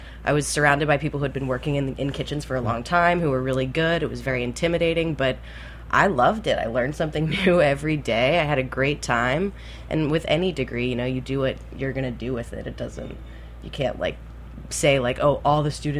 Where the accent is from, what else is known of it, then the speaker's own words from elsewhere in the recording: Key West, Florida, United States; I grew up in Key West